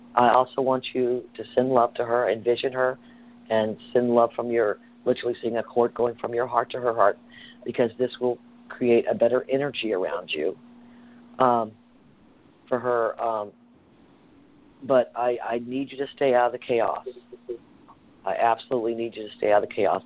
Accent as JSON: {"language": "English", "region": "the South", "country": "United States", "tie": "born or raised there", "said": "I grew up in the South"}